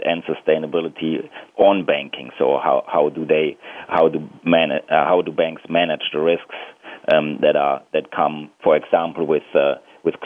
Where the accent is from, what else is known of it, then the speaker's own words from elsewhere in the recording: Germany; I'm originally from Germany